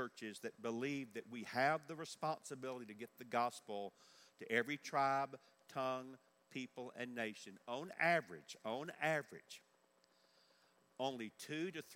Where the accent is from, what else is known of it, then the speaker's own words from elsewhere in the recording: Forest Park, Georgia, United States; I grew up in Georgia on the other side of Atlanta in Forest Park